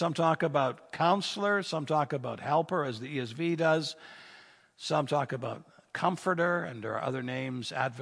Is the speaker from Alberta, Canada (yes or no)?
no; Niagara Falls, Ontario, Canada; where I grew up in Ontario, Niagara Falls, in that area